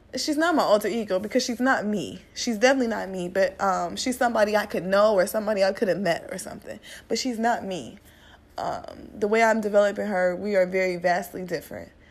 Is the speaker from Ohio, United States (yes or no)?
yes; Cleveland, Ohio, United States; moved away; also born or lived in Detroit; I'm from Cleveland. Um, I eventually moved to Detroit